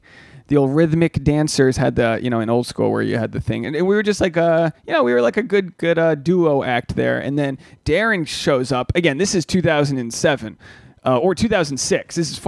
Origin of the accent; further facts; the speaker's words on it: New England, United States; You know, growing up in New England, everyone had